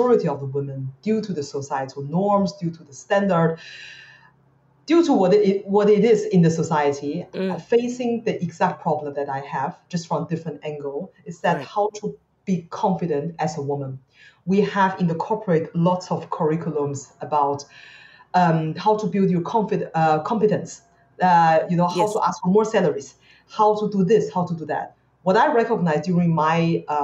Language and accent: English; Beijing, China; now in Singapore; I grew up in China